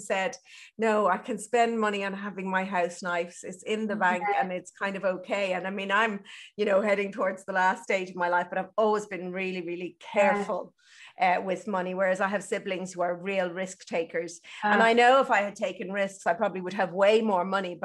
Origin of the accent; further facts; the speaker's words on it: Ireland; I'm Irish, and we're brought up on that guilt, that Catholicism